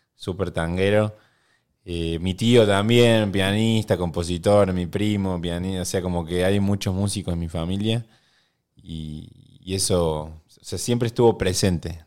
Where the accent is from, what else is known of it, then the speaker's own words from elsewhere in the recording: Córdoba, Argentina; moved away as an adult; now in Buenos Aires, Argentina; Yo soy cordobés